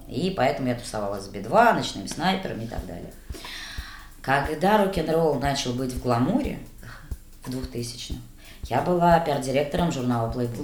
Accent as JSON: {"language": "Russian", "town": "Nakhabino", "region": "Moscow Oblast", "country": "Russia", "said": "я вообще девочка из Нахабина"}